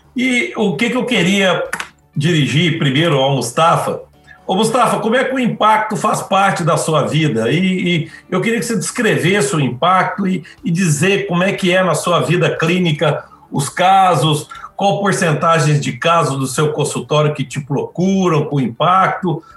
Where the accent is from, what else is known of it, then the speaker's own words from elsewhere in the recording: Belo Horizonte, Minas Gerais, Brazil; eu sou de Belo Horizonte, eu sou, faço parte do grupo de cirurgia do quadril do Hospital Mari Tereza, aqui de Belo Horizonte